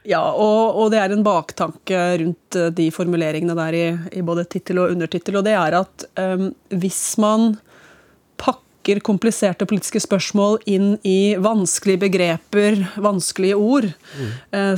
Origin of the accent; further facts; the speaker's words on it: Hamar, Innlandet, Norway; jeg vokste opp på Vang bibliotek på Ridabu, mer eller mindre